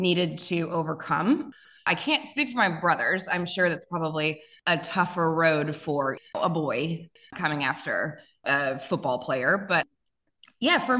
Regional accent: Houston, Texas, United States; Born and raised on the south side of Houston

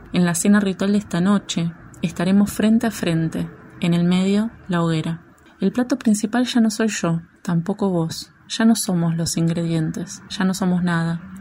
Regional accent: Florencio Varela, Buenos Aires Province, Argentina; moved away as an adult; also born or lived in Barracas, Buenos Aires; now in Buenos Aires, Argentina; Soy oriunda de Florencia Varela, una ciudad que me vio dar los primeros pasos en la escritura

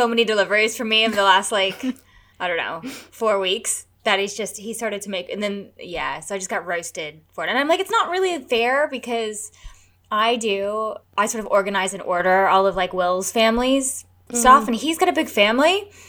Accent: United States; I'm American.

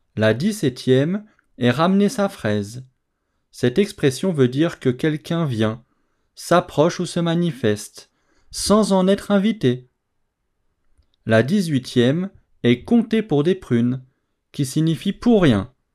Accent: France; je suis français

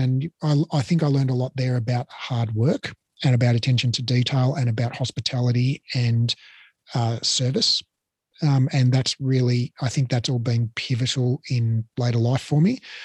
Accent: Melbourne, Victoria, Australia; moved away as an adult; also born or lived in Sydney; I grew up in Melbourne, uh, just a totally nondescript suburban upbringing in Blackburn

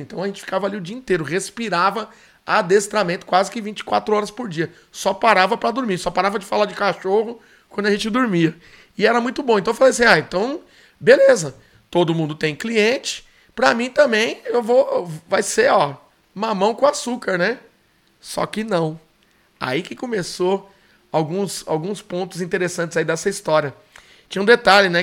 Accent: São Paulo, Brazil; onde eu morava, onde eu nasci, na zona norte de São Paulo, na Vila Maria

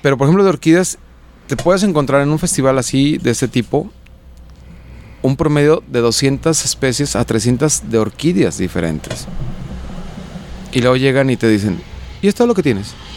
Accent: Juanacatlán, Jalisco, Mexico; mi pueblo, Juanacatlán

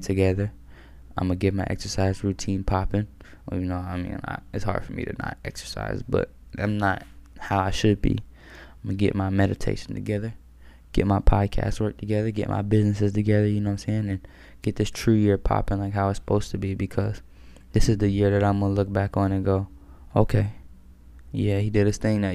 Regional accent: Maryland, United States; I'm from Maryland.

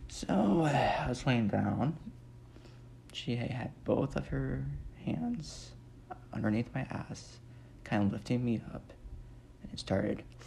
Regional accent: Nebraska, United States; I'm from Nebraska. Well, still live there

